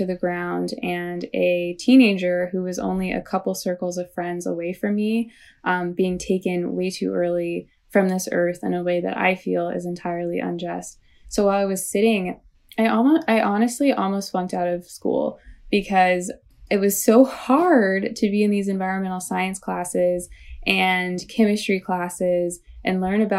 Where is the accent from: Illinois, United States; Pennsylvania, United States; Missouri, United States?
Missouri, United States; St. Louis; So I grew up in St. Louis, Missouri, right, not too far from Ferguson, Missouri.